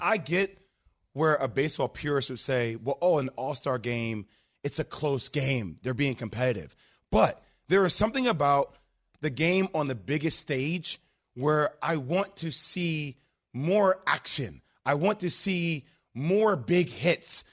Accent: New York, United States; I'm a New Yorker

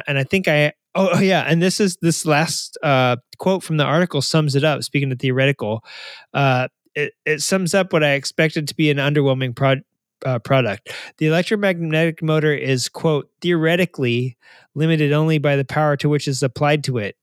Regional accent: Arkansas, United States; I'm from Arkansas

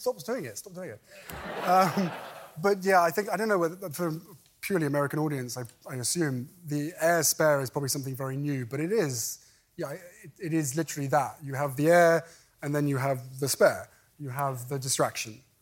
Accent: United Kingdom; moved away as an adult; now in California, United States; We fled my home country.

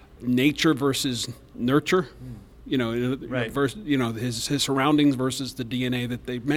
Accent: Kentucky, United States; I'm from Kentucky.

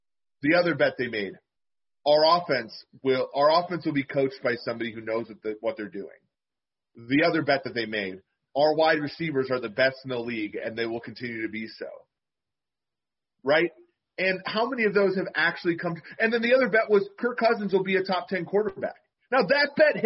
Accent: Minneapolis–Saint Paul, Minnesota, United States; I was born and raised in the Twin Cities

